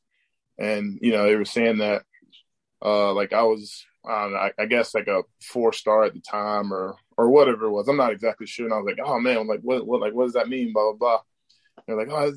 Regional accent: St. Augustine, Florida, United States; Here in St. Augustine, Hastings, Florida area

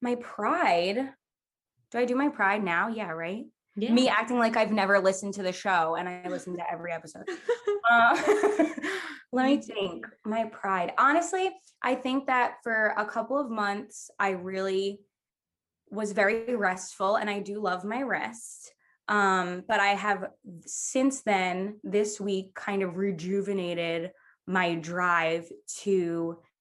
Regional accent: Long Island, New York, United States; I'm from Long Island

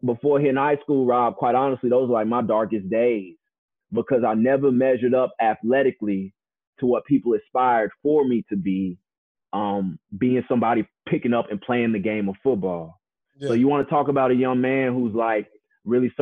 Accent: Texas, United States; also born or lived in California; if you're a kid growing up in Texas

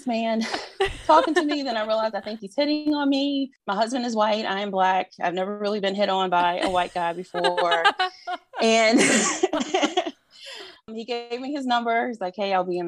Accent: North Carolina, United States; moved away as an adult; now in New Orleans, United States; I'm originally from North Carolina, but I've been in Louisiana for 15, 16 years now

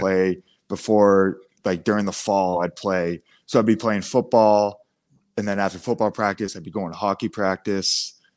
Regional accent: Biddeford, Maine, United States; growing up in Biddeford

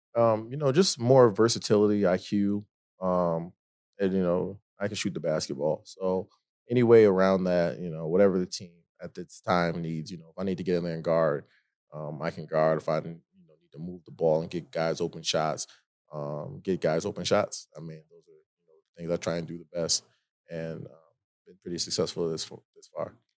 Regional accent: Rochester, New York, United States; moved away as an adult; also born or lived in Siena / Penn State; now in Denver, United States; I'm from Rochester

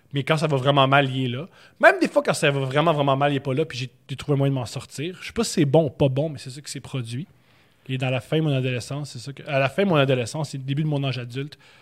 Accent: Montreal, Quebec, Canada; Je suis né à Montréal. Je suis né dans Rosemont Petite Patrie sur la rue Louis Aymon

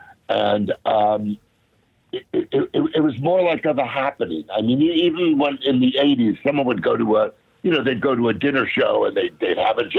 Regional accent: the Valley, Southern California, United States; I grew up out here in Southern Cal, in the Valley

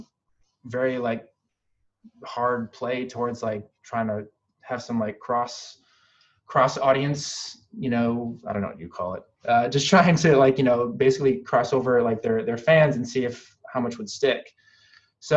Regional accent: Philippines; I'm Filipino

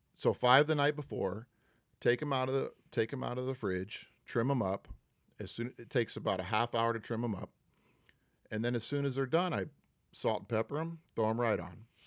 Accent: Huntsville, Texas, United States; moved away as an adult; also born or lived in Houston, Texas; now in Manhattan Beach, United States; I was born in Houston, but raised in a town called Huntsville

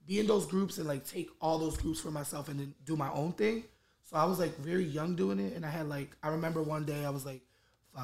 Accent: Philadelphia, Pennsylvania, United States; I'm 27 years old, and I'm from Philadelphia

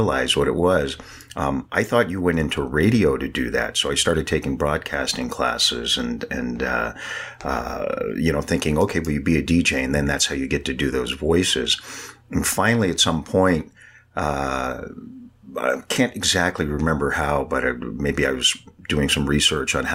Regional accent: San Francisco, California, United States; I'm born and raised in San Francisco, and I mean really in San Francisco

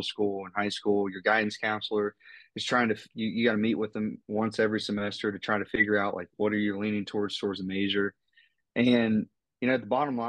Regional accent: North Central West Virginia, United States; sounding like I'm from North Central West Virginia, you know, with both sides of my family in the mountains

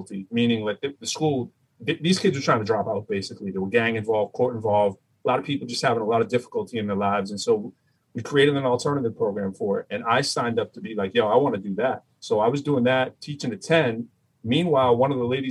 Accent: Lowell, Massachusetts, United States; accent: Boston; also born or lived in Chelmsford, Massachusetts / Cambridge, Massachusetts; I'm from Lowell, Massachusetts. I got to go to one town over to go to high school

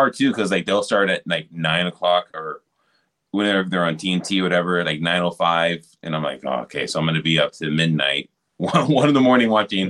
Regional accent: California, United States; Yeah, no, I grew up, I grew up in California.

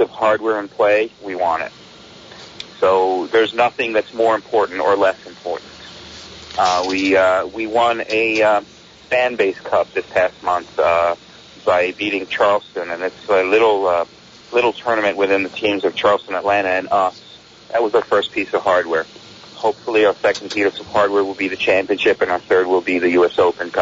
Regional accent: Milan, Lombardy, Italy; now in United States; I grew up in Milan, Italy

